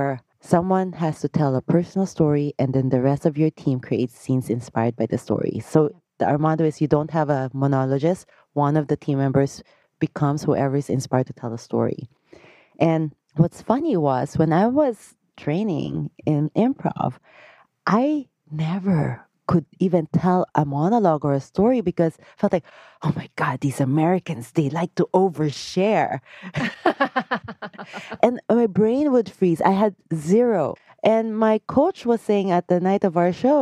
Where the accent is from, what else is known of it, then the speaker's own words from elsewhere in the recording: Philippines; I grew up in the Philippines